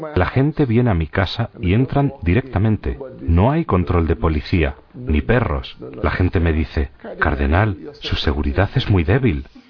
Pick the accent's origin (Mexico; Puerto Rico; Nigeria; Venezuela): Nigeria; Southwest Nigeria; now in Abuja, Nigeria; En el suroeste, de donde soy yo, hay una mezcla, cristianos y musulmanes